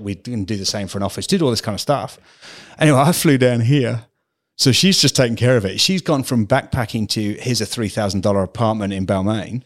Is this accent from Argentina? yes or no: no; England, United Kingdom; moved away as an adult; also born or lived in Calgary, Canada; now in Australia; am terribly English. Yes, okay. I've spent ten years at an English private school